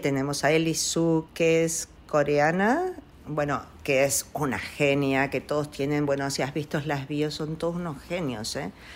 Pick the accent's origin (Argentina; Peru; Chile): Argentina; also born or lived in Italy; Nosotros somos una familia Argentina que, siempre amó el arte, la música